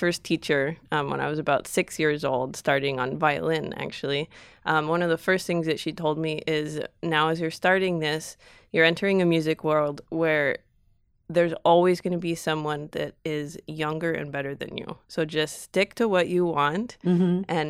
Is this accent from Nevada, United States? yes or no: yes; Reno, Nevada, United States; Reno, Nevada.